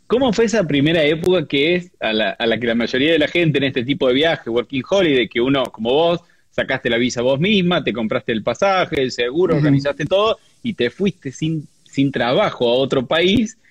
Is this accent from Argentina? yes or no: yes; Córdoba, Argentina; cordobesa también